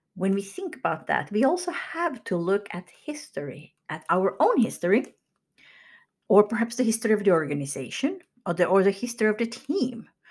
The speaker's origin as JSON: {"language": "English", "country": "Finland", "tie": "born or raised there", "moved": "as an adult", "lives_now": "United States", "said": "I grew up in Finland, moved to the U S in my late twenties."}